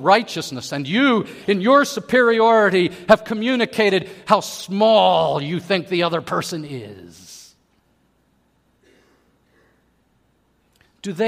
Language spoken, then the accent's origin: English; Pittsburgh, Pennsylvania, United States; moved away; I was from Pittsburgh